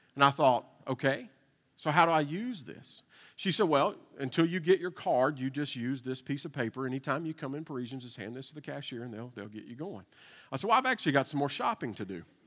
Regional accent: Eastern Kentucky, United States; moved away as an adult; also born or lived in Nashville, Tennessee; I was uh, born and raised in Kentucky

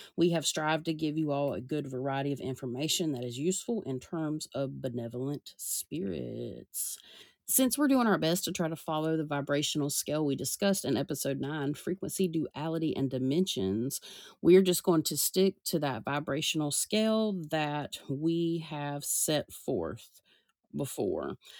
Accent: the South, United States; I'm from the South

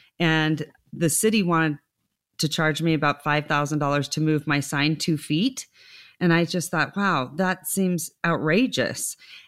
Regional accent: Reno, Nevada, United States; because I was born and raised here, and you'll laugh at this. When I was growing up, people would say, where are you from? And I'd say Lake Tahoe, Reno.

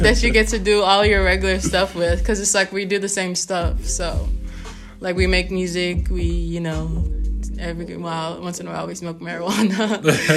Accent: New York, United States; also born or lived in Washington, D.C.; when I was back home in New York from school, I go to school at Howard University in D.C., but we're both from New York

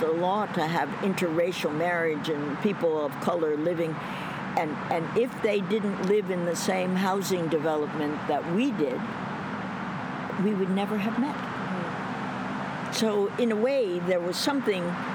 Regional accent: New York, United States; also born or lived in Augusta, Georgia; growing up in New York

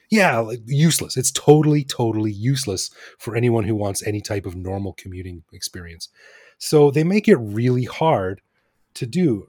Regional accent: Alberta, Canada; moved away as an adult; now in Bangkok, Thailand; I'm from Alberta

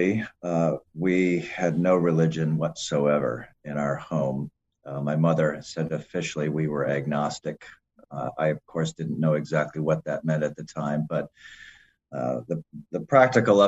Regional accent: Mount Pleasant, Michigan, United States; moved away; also born or lived in Cleveland, Ohio; I originally grew up in Central Michigan, Mount Pleasant

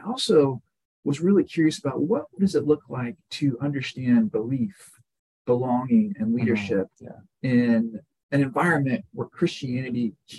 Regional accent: South Central Texas, United States; I grew up in South Central Texas, in small town Texas, where there were two religious gatherings every week. One was Friday night football, and one was Sunday worship.

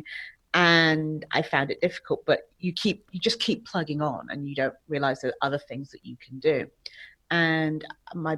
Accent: England, United Kingdom; moved away as an adult; now in Mexico; So I'm from England, but I currently reside in Mexico. I've been here for about 15 years.

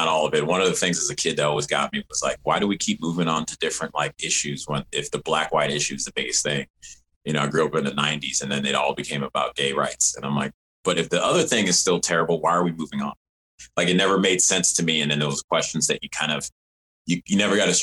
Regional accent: Evanston, Illinois, United States; also born or lived in Rochester, New York; I was born in Rochester, New York, and grew up in Evanston, Illinois, right outside of Chicago

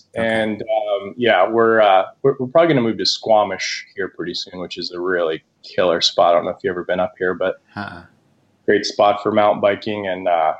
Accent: Santa Fe, New Mexico, United States; moved away; also born or lived in New York City; I grew up in Santa Fe, New Mexico. That's where I actually started my business, Squeezed. And but I've moved around quite a lot, lived in a huge variety of places.

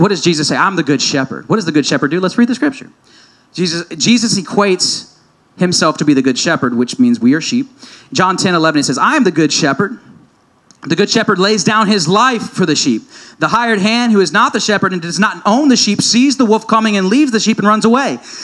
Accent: United States; me as an American Christian

